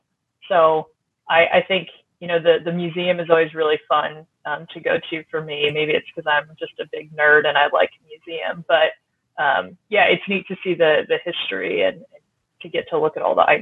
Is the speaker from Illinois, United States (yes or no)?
yes; near Metropolis, Illinois, United States; I grew up near Metropolis